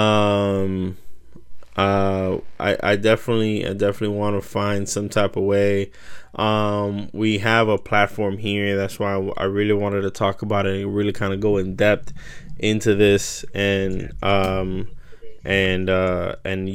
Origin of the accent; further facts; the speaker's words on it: United States; as an American